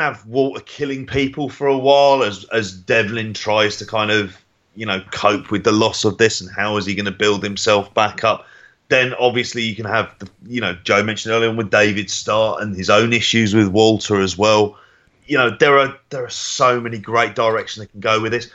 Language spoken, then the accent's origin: English; Ireland; being an Irish sports fan.